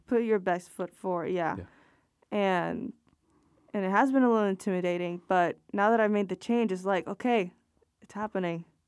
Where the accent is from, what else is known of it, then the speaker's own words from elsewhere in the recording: Puerto Rico; I'm from Puerto Rico